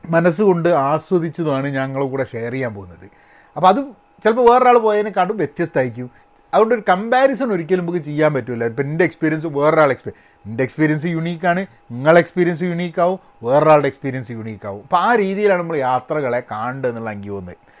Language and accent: Malayalam; India; now in United States; ഞാൻ മാത്രം ഇന്ത്യക്കാരുള്ളൂ